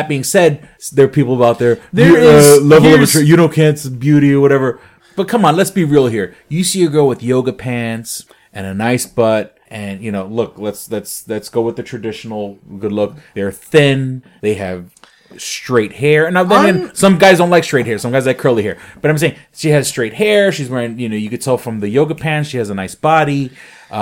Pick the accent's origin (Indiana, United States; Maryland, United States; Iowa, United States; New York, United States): New York, United States; New York City; now in Rochester, United States; I grew up in New York City with some of the most beautiful women in the world